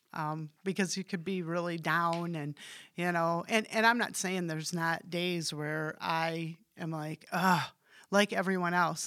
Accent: Hamilton, Michigan, United States; I grew up in Hamilton, um, went to Holland Christian

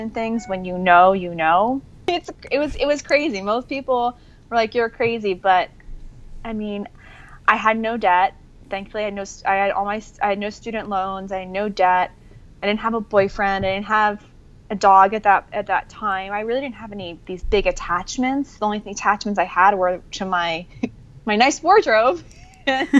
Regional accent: New Jersey, United States; moved away as an adult; also born or lived in New York City, United States; now in Costa Rica; I'm from the East Coast. I was born and raised outside New York City, New Jersey.

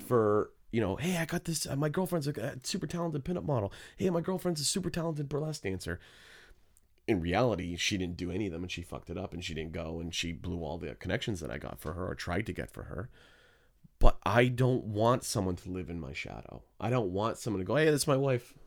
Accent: Hamilton, Ontario, Canada; I was born in Hamilton

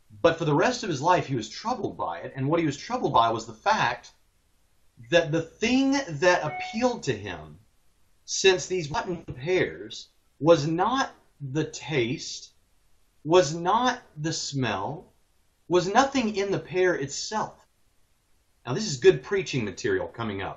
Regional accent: Hermitage, Tennessee, United States; also born or lived in Jacksonville, Florida; when I was 10 years old, we moved from Jacksonville, Florida to Nashville, Tennessee, that general area.

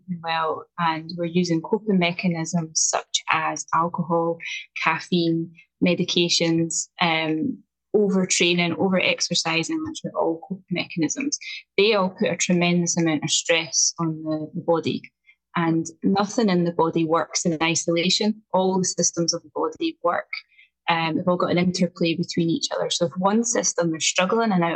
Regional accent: Scotland, United Kingdom; accent: strong Scottish (rolled R's); I'm coming to you today from just outside Edinburgh in Scotland. So as we've already found out, my accent is quite strong. I roll my R's

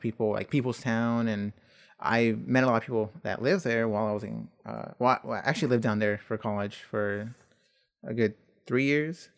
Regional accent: Buford Highway, Georgia, United States; that lives on Buford Highway

